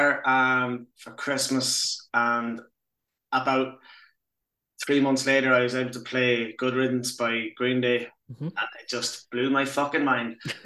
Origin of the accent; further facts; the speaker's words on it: Sligo, Connacht, Ireland; also born or lived in Tallaght / Edinburgh; now in Belfast, United Kingdom; I left Tallaght when I was like six. So I grew up in Sligo.